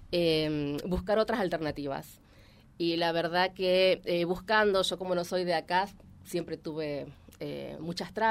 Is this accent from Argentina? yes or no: yes; Mar del Plata, Buenos Aires Province, Argentina; now in Reconquista, Argentina; Soy marplatense.